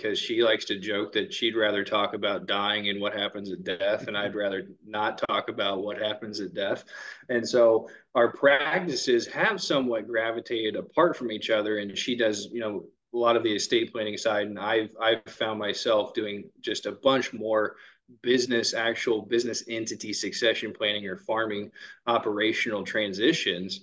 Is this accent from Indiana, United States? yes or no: yes; Evansville, Indiana, United States; now in Peru, United States; I'm born and raised in Evansville, Indiana